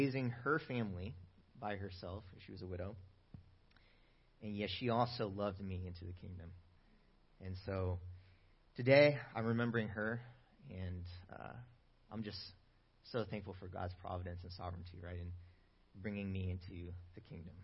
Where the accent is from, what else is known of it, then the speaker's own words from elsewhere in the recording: Bay Area, California, United States; moved away as an adult; now in Sacramento, United States; I'm originally from the Bay Area, though, and I moved to Sacramento a couple years ago